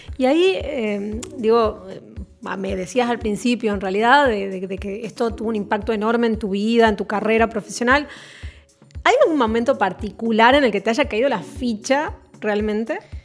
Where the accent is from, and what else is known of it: Tucumán, Argentina